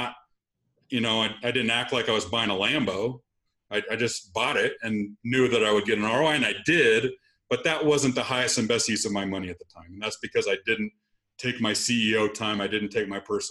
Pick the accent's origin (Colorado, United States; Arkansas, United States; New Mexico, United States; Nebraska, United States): Nebraska, United States; Lexington; moved away as an adult; I was going to be back in my hometown working at my dad's store, and then I would be the heir apparent to a rental store in Lexington, Nebraska